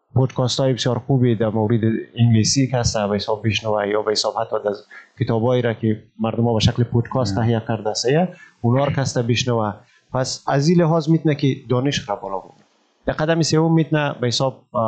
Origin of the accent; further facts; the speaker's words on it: Malistan, Ghazni, Afghanistan; moved away as an adult; also born or lived in Kabul, Afghanistan; now in Indonesia; ما در پلیس مالستان ولایت غزنی متولد شدم درس های ابتدایی مکتب را و تعلیمات ابتدایی را در مارستان فرا گرفتم